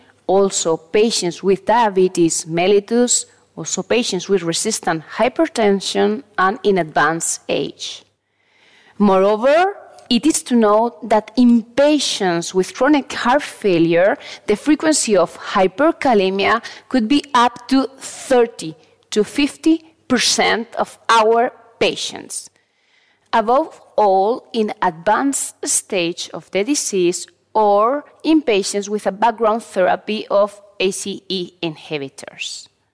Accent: Valencia, Valencian Community, Spain; I'm a cardiologist from Valencia, Spain, and a professor of the University of Valencia.

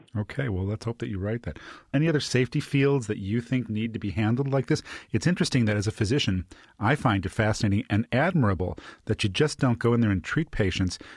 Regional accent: Chicago, Illinois, United States; I'm from the Midwest, from Chicago

